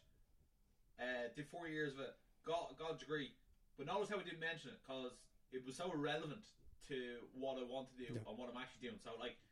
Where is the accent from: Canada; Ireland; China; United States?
Ireland; Dublin, Leinster; I'm from Clontarf, from Dublin